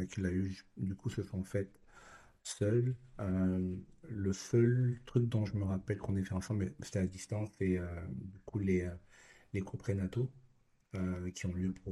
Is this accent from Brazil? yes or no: no; Japan; now in Canada; Naturellement, étant donné mon enfance au Japon, les mangas font partie intégrante de ma vie.